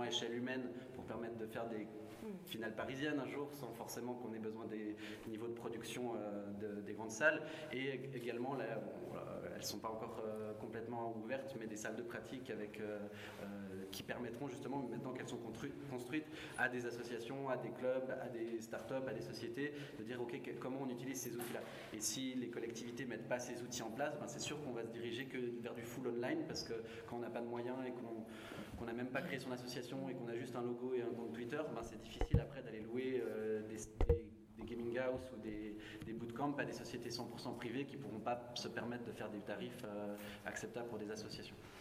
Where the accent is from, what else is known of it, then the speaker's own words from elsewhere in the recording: Switzerland; je venais de Suisse